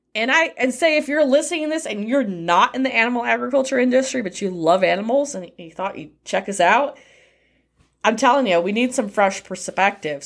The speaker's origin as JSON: {"language": "English", "country": "United States", "said": "especially being an American"}